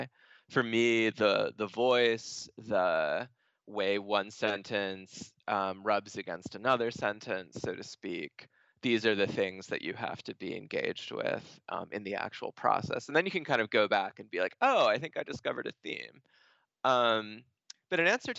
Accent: Stoneham, Massachusetts, United States; I was born in Stoneham, Massachusetts

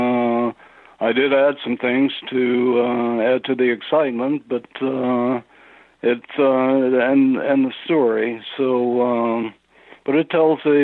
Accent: Texas, United States; moved away as an adult; also born or lived in Tehran, Iran; I grew up in Texas

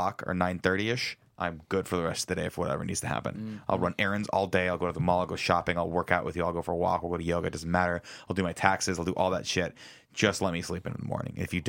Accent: Southern California, United States; moved away; growing up in Southern California

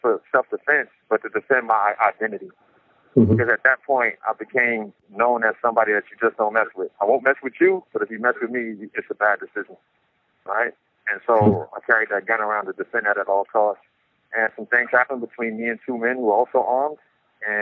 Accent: New York City, New York, United States; now in San Quentin, United States; I grew up in Brownsville, Brooklyn, New York

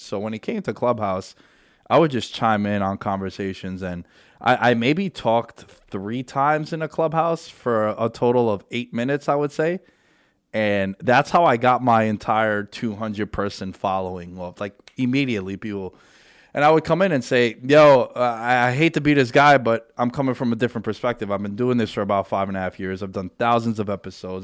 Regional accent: New York City, New York, United States; we grew up together in New York City during nine eleven

